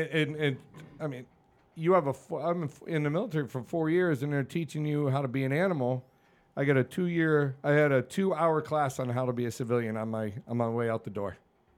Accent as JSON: {"language": "English", "region": "New England", "country": "United States", "tie": "born or raised there", "said": "I got no shame, dude. I grew up in New England."}